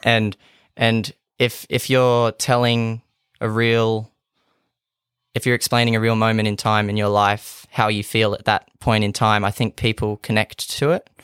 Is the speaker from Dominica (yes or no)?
no; Kempsey, New South Wales, Australia; now in Gladstone, Australia; I grew up on a small farm outside of Kempsey.